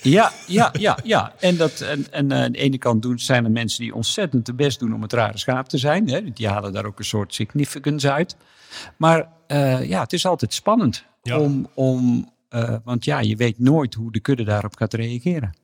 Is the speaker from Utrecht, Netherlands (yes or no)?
no; Hedel, Gelderland, Netherlands; Ik ben in Hedel geboren